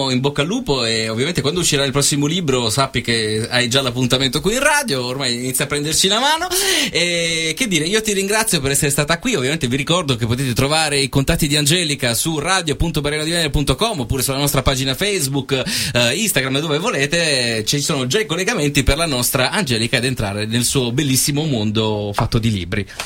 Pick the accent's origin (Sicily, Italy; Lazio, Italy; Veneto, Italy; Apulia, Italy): Apulia, Italy; Bisceglie; Biceglie. Di Biceglie.